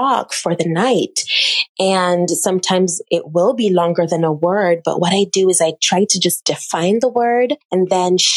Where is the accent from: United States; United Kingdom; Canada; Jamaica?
Jamaica; from a little girl growing up in the island of Jamaica